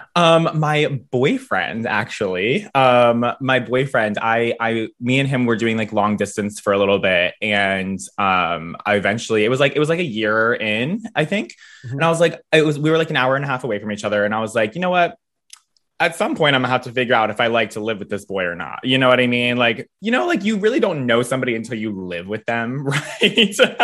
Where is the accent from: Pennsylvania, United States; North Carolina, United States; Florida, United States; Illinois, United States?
Pennsylvania, United States; near Philadelphia; moved away as an adult; now in York, United States; I grew up a little bit closer to Philly